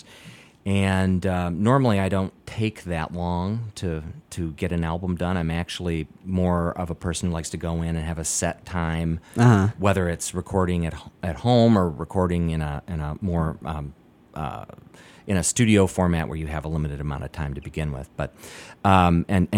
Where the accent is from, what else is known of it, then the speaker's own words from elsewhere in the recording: Michigan, United States; moved away; also born or lived in San Francisco; I'm from Michigan originally